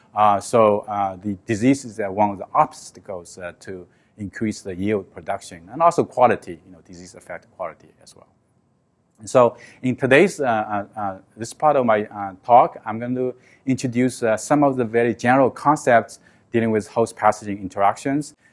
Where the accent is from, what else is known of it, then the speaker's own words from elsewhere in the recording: China; moved away; I grew up with in China. I live in a small village